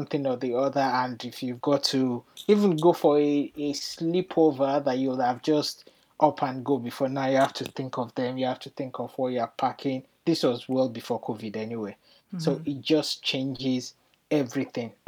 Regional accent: Nigeria; moved away as an adult; now in United Kingdom; I'm originally from Nigeria. I moved to the UK about 13 years

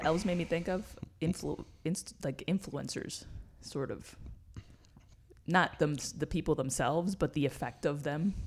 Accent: New York City, New York, United States; moved away; I grew up in New York City.

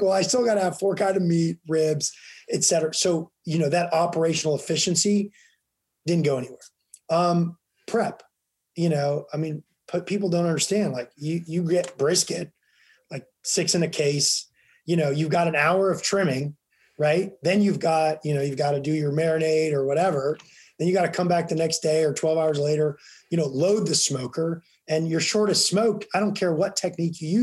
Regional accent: Leavenworth, Kansas, United States; now in Washington, D.C., United States; I grew up in Kansas. I grew up in Leavenworth, which is about 25 miles from Lawrence.

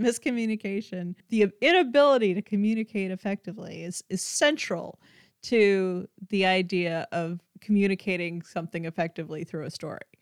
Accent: South Dakota, United States; moved away; I'm originally from the Midwest and from South Dakota, um, the part that's closest to Minnesota.

